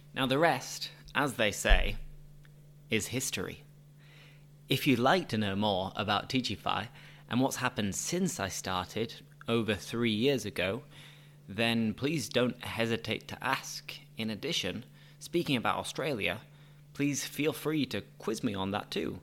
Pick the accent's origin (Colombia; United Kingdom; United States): United Kingdom; moved away as an adult; also born or lived in La Línea, Spain; now in Seville, Spain